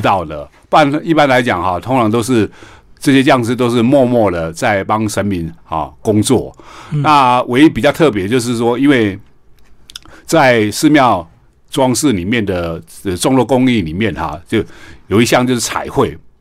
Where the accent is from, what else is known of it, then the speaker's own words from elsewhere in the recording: Taiwan; 像我们台湾哈